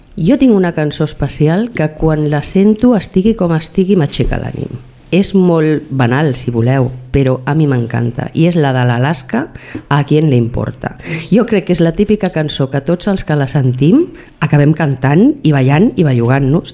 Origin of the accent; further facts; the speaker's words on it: Montmeló, Catalonia, Spain; also born or lived in Granollers; Jo vaig néixer a Granollers perquè un Montmeló no es podia néixer, però realment sóc d'aquí de tota la vida